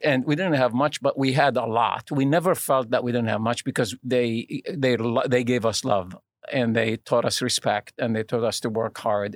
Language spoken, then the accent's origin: English; Lebanon; now in United States; I'm originally from Lebanon, uh, which is in the Middle East